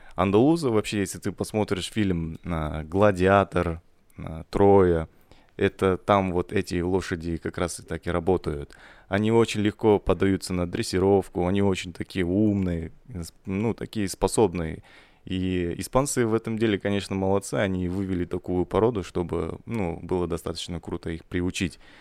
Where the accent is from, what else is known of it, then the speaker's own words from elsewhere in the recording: Kazakhstan; мы же все казахи